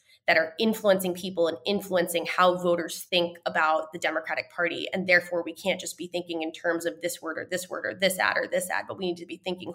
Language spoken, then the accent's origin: English; Sussex County, Northwest New Jersey, United States; moved away as an adult; now in Washington, D.C., United States; I grew up in Northwest New Jersey.